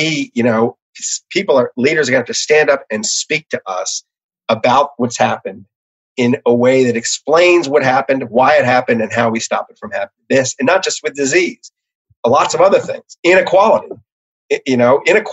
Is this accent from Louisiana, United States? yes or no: yes; New Orleans, Louisiana, United States; I'm from New Orleans